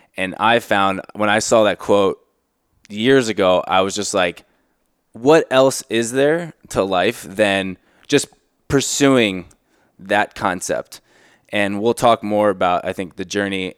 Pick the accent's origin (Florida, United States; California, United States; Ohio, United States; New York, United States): Florida, United States; South; the childhood growing up in South Florida